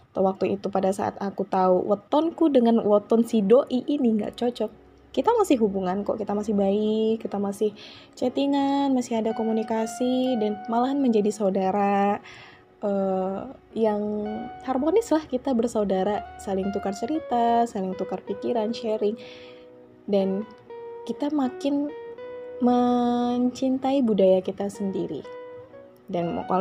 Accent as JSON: {"language": "Indonesian", "region": "Java", "country": "Indonesia", "said": "karena aku orang Jawa nih bukan membanggakan ya ini ya, karena aku orang Jawa juga aku tahu gitu ya sedikit banyaknya itu sinden, gamelan"}